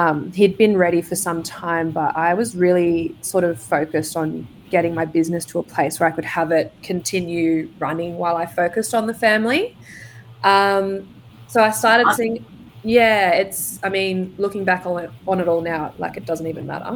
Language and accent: English; Gold Coast, Queensland, Australia; also born or lived in Sydney; now in Lennox Head, Australia; I moved to Sydney for about 10 years before coming back this way, originally living on the Gold Coast, so it's nice to be back. Yeah, back closer to home.